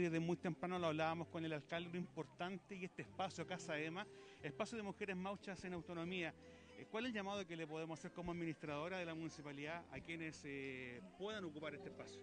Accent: Constitución, Maule, Chile; en Constitución. Sabemos que somos cuna de buenos músicos

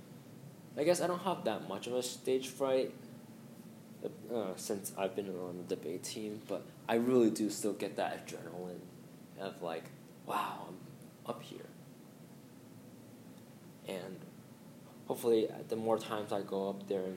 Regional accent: Hong Kong; I'm actually from Hong Kong

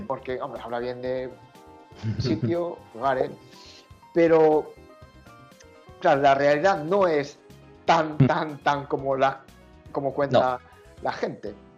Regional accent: Japan; Spanish is a second language; now in Spain; yo soy japonés

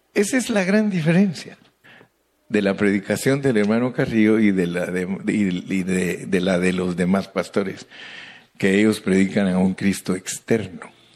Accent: Guatemala; Los indígenas de allá donde yo nací

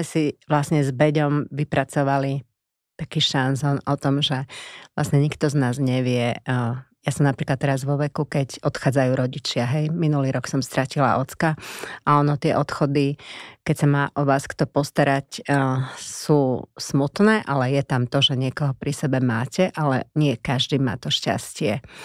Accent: Košice, Košice Region, Slovakia; moved away; Ja som bola z Košic z mesta, tak pre mňa to bolo brutálne zaujímavé prostredie

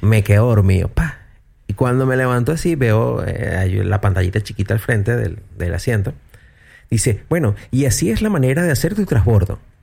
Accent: Venezuela; moved away; mi primera vez que salí de Venezuela

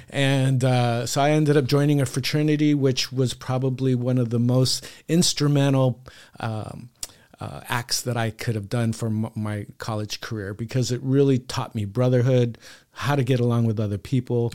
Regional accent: San Diego, California, United States; here in San Diego, born and raised.

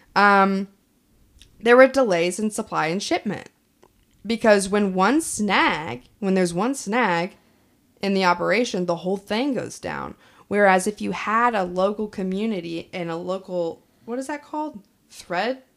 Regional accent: Kansas, United States; I'm from Kansas, but, like, I didn't grow up on a farm

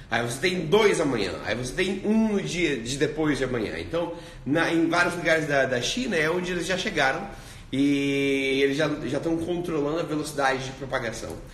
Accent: South Region, Brazil; now in Australia; É, eu sou do sul do Brasil, mas está tá morando na Austrália.

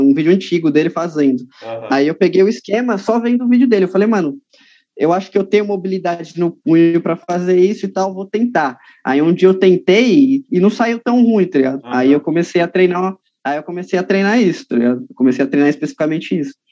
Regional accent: São Paulo, Brazil; Eu sou, sou de São Paulo mesmo, a capital mesmo, tá ligado? Eu moro na Zona Norte aqui, de São Paulo, uhum. desde, que, desde que eu nasci mesmo

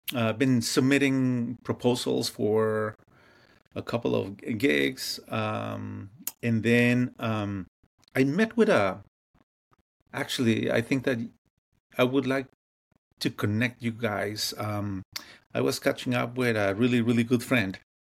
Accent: Mexico; moved away; growing up in Mexico

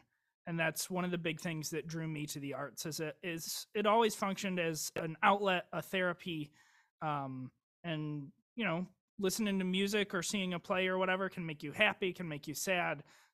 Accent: Downriver area of Michigan, United States; I grew up in the Downriver area of Michigan

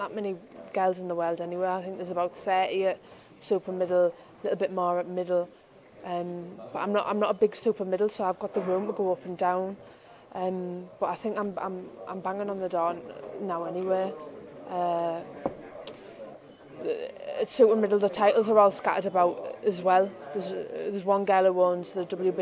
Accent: North East England, United Kingdom; I haven't boxed in the North East for 10 years now, since 2009. It's kind of good to be home

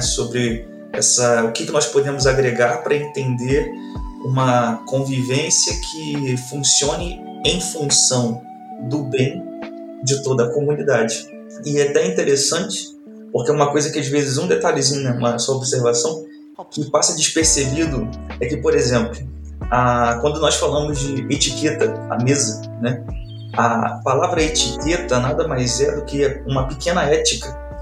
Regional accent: Rio de Janeiro, Brazil; moved away as an adult; also born or lived in Tefé, Amazonas; now in Curitiba, Brazil; eu sou natural do Rio de Janeiro, sou um carioca

